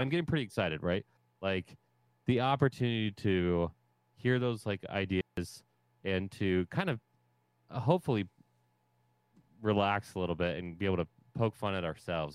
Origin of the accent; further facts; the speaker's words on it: Ohio, United States; I'm from Ohio